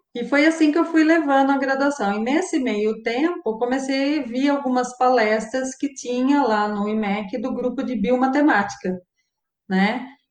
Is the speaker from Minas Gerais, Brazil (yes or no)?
no; Araras, São Paulo, Brazil; moved away as an adult; also born or lived in Campinas; now in Rio Claro, Brazil; Em Araras, eu, eu sou de Araras, eu andava, fazia tudo a pé. Então, eu ia para a escola a pé